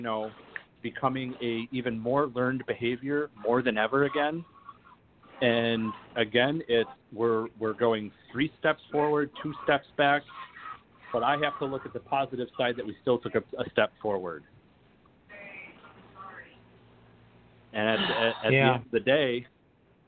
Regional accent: Oswego, New York, United States; I'm from Oswego, New York, and in 1944, we were the only ones that took in the Jewish refugees

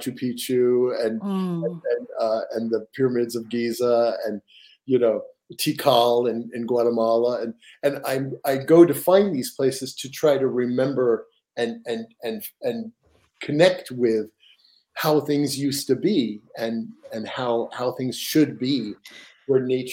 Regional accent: New York, United States; now in Seattle, United States; I'm from New York, the Metropolitan Museum of Art

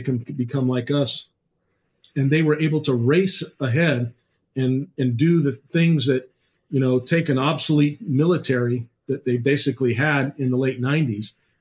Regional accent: United States; I'm an American

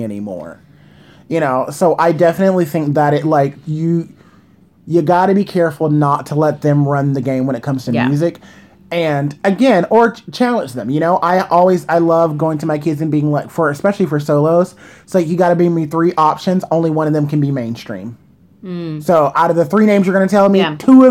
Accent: New York City, New York, United States; I'm a New Yorker

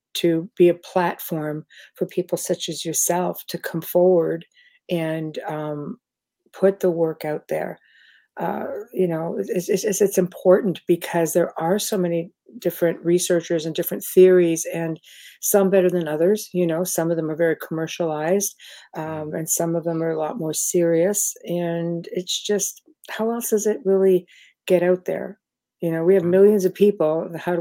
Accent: Canada; now in New Orleans, United States; I'm actually Canadian

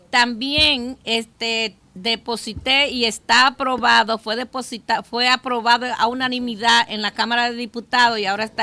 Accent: Dominican Republic; moved away; incluyéndome a mí porque soy dominicana

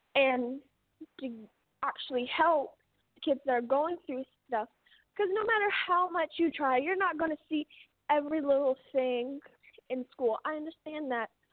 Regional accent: United States

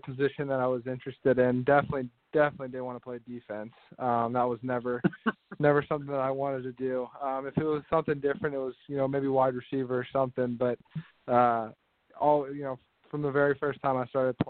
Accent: Midwest, United States; growing up in the Midwest, I felt like I was born and raised on Big Ten football

